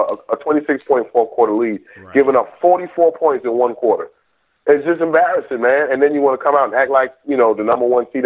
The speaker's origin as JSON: {"language": "English", "region": "New York", "country": "United States", "said": "As a New Yorker"}